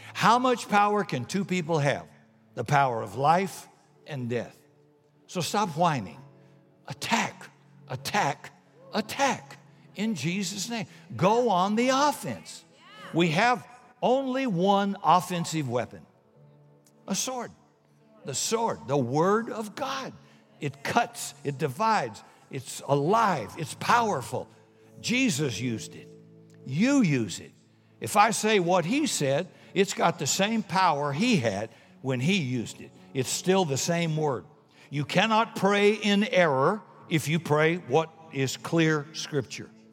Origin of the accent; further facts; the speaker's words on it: South Carolina, United States; I'm from South Carolina